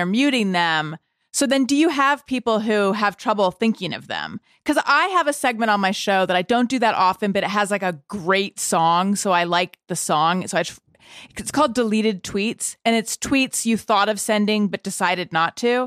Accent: Orange County, California, United States; I grew up in Orange County, California

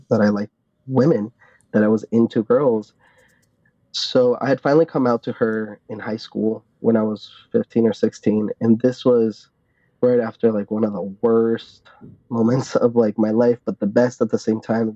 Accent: Arlington, Virginia, United States; I grew up in Northern Virginia, in Arlington to be more specific, very close to DC.

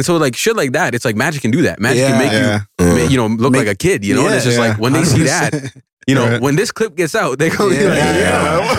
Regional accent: Brampton, Ontario, Canada; growing up in Brampton, you know, like I was always surrounded by always people from different cultures, races, and everyone.

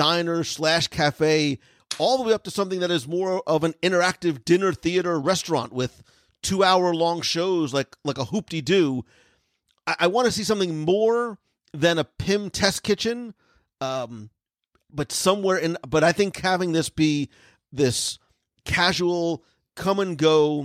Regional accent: New Jersey, United States; now in Florida, United States; I come from Jersey, where diners are a thing

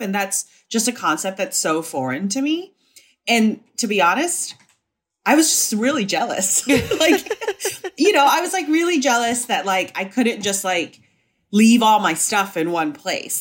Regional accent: Hong Kong; moved away as an adult; also born or lived in Singapore / Indonesia / Savannah, Georgia; now in New York, United States; I was born in Singapore and I, uh, lived in Indonesia and I mostly grew up in Hong Kong. So I was in Hong Kong from when I was five to eighteen

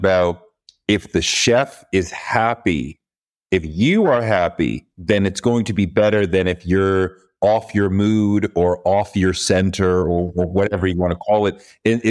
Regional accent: New York, United States; especially as a New Yorker, it's very hard to get real gumbo here, right?

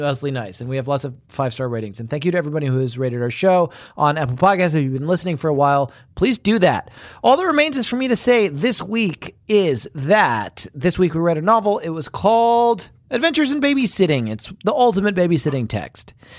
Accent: United Kingdom; moved away; I'm secretly British.

